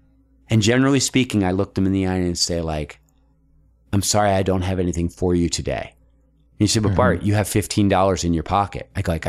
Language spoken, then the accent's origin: English; Philadelphia, Pennsylvania, United States; And then I'll say like, you know, I came from Philadelphia.